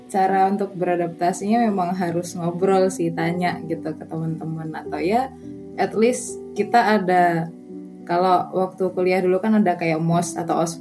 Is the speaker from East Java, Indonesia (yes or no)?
yes; Surabaya, East Java, Indonesia; accent: medok, Surabaya; moved away as an adult; now in Wageningen, Netherlands; Saya asalnya dari Indonesia, oh ya yeah, of course. Saya suku Jawa, but mostly lama di Surabaya. Jadi kalau dengar suaranya medok terus cepet mungkin ya itu khas-khas banget lah ya suara orang Surabaya.